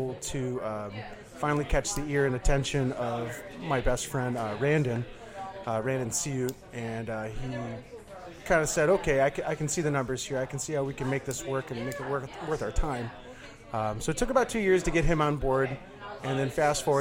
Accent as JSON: {"language": "English", "town": "Livonia", "region": "Michigan", "country": "United States", "tie": "born or raised there", "also_born_or_lived": "Detroit, Michigan / Pinckney, Michigan / Ann Arbor, Michigan", "lives_now": "Ypsilanti, United States", "said": "Born in Detroit, raised in Livonia, and then we bounced out, built a house out in Pinckney, out in the middle of nowhere."}